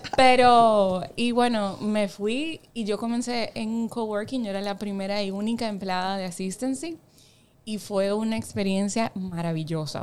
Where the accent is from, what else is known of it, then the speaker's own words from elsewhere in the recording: Las Terrenas, Samaná, Dominican Republic; moved away; Yo soy de Samaná. O sea, yo me crié prácticamente en Samaná.